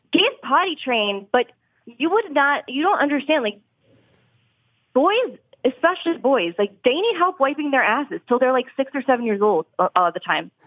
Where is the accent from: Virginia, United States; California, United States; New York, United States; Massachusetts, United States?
New York, United States; Long Island; moved away as an adult; also born or lived in Florida; now in Philadelphia, United States; I am from New York. Um, mm-hmm. I grew up mm-hmm. on Long Island